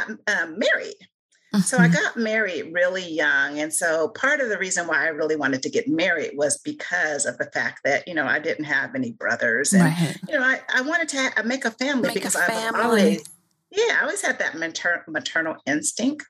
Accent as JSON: {"language": "English", "town": "Joliet", "region": "Illinois", "country": "United States", "tie": "born or raised there", "moved": "yes", "lives_now": "Kokomo, United States", "said": "As a young girl, because I grew up in Juliet"}